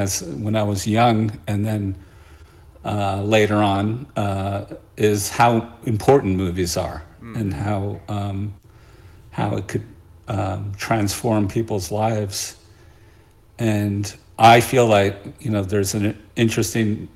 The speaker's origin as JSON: {"language": "English", "town": "New York City", "region": "New York", "country": "United States", "moved": "yes", "lives_now": "Great Barrington, United States", "said": "I'm originally from Brooklyn"}